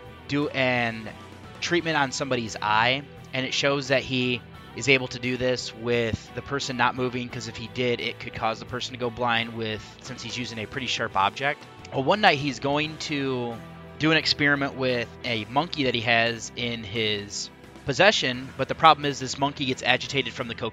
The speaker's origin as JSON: {"language": "English", "country": "United States", "said": "Being that I'm from the United States"}